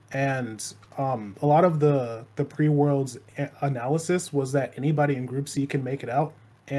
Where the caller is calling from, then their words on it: Hartford, Connecticut, United States; Hartford, Connecticut.